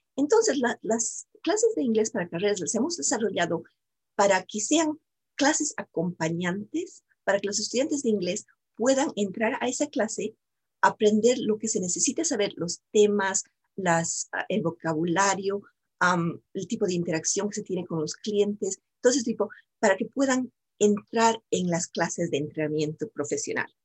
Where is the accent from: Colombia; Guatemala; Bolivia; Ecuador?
Bolivia; moved away as an adult; now in United States; yo soy también de Bolivia, yo soy sudamericana y yo también vine aquí a los Estados Unidos y aprendí inglés. vine cuando estaba muy joven, cuando estaba comenzando la universidad.